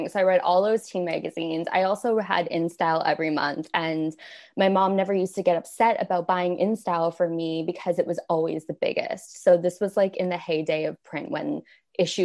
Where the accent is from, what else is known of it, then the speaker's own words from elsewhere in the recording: Windsor, Ontario, Canada; moved away as an adult; now in United States; I'm originally from Canada. I grew up in a city called Windsor, Ontario, and it's on the border with Detroit